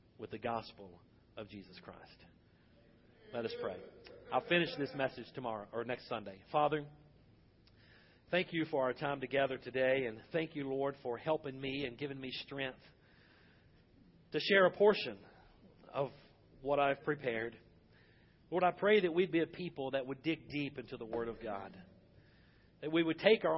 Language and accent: English; United States; I am thankful that I am an American citizen. I am thankful that I am a Baptist preacher in America.